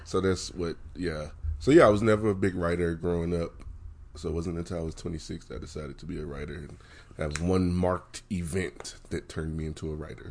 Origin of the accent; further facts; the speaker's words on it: West Virginia, United States; moved away as an adult; now in Denver, United States; growing up in West Virginia, um, growing up in poverty in a small town